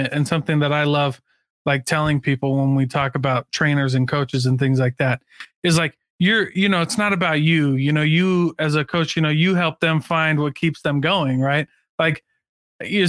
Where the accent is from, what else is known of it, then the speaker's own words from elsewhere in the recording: Iowa, United States; I'm from Iowa originally.